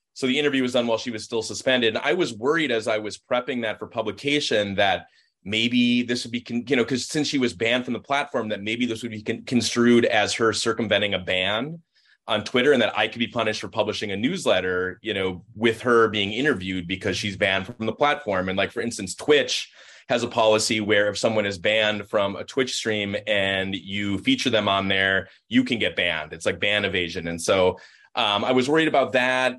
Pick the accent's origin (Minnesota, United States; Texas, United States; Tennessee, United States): Minnesota, United States; being a Minnesotan